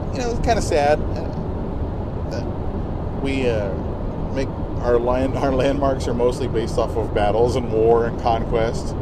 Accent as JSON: {"language": "English", "country": "United States", "said": "We are from the United States of America"}